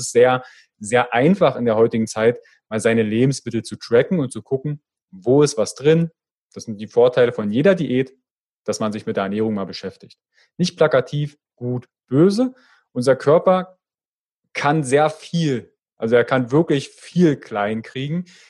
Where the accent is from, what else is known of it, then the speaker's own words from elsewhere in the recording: Fürstenwalde, Brandenburg, Germany; accent: Berlinerisch; ich komme ja aus der Ecke äh, Fürstenwalde, also da kommt manchmal so ein bisschen das Berlinerische durch